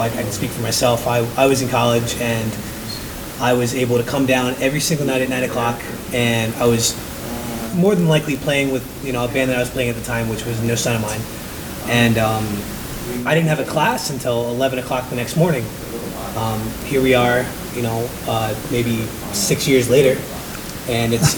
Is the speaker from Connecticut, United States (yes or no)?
no; Washington, District of Columbia, United States; now in Burlington, United States; I grew up in Washington, D.C.